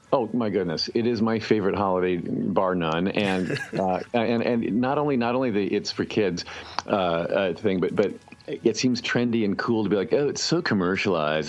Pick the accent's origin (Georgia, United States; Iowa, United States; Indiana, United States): Indiana, United States; Indianapolis; when I was growing up in Indianapolis